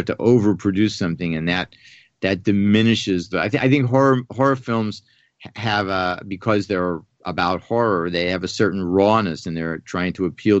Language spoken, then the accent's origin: English; Pittsburgh, Pennsylvania, United States; I grew up in Pittsburgh